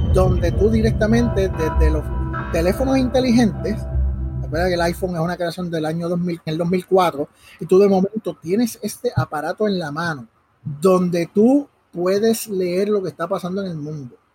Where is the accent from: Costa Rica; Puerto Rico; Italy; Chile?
Puerto Rico; Caguas; also born or lived in Río Piedras; nací en, Río Piedras y pues ya a los dos días estaba aquí en Cagua